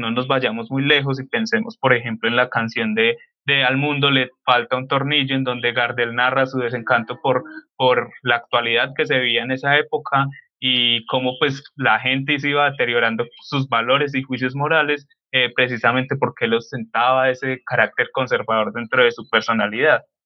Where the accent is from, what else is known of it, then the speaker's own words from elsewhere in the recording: Colombia; nosotros eh, como colombianos